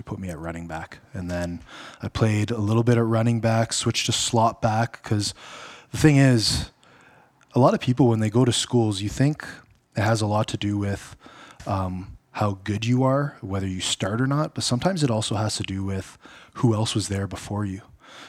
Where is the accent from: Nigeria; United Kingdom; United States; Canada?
Canada; Ottawa, Ontario; Well, born and raised in Ottawa, but I went to Western.